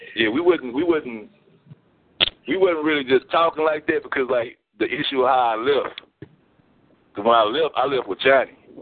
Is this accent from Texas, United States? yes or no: yes; Houston, Texas, United States; I'm from Third Ward, and I grew up on the, like the whole South Side from from the southeast to the southwest